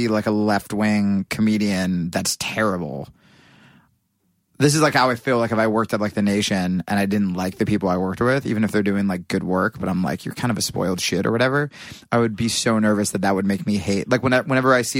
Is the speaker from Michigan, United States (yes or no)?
no; Pennington, New Jersey, United States; now in New York, United States; Pennington, New Jersey